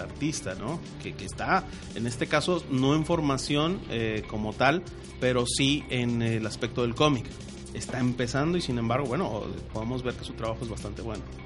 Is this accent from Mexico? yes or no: yes; Mexico; nosotros como mexicanos